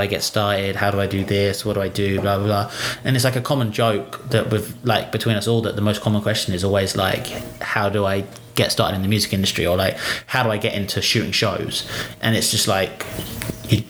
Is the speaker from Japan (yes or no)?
no; United Kingdom; now in Australia; I'm British